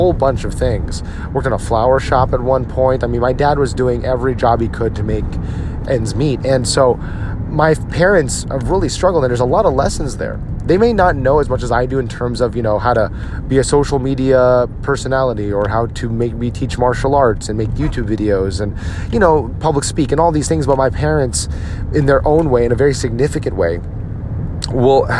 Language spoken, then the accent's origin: English; United States; now in Texas, United States; we as Filipino Americans, the children of these immigrant parents